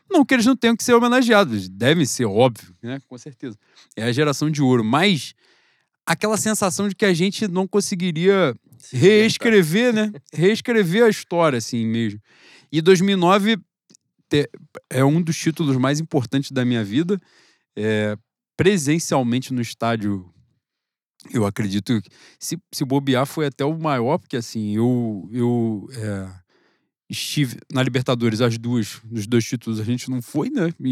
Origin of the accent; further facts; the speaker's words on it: Brazil; eu sou brasileiro, eu sou patriota.